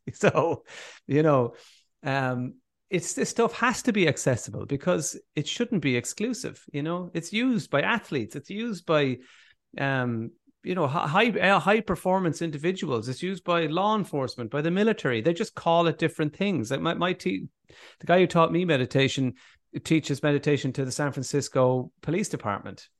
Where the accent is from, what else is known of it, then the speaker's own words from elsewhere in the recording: Ireland; as Irish people